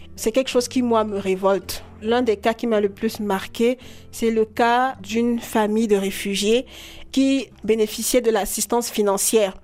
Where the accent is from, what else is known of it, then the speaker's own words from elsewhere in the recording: Douala, Littoral, Cameroon; J'ai grandi à Douala les premières années de mon enfance et puis j'ai fait des études en droit public international à l'université de Douala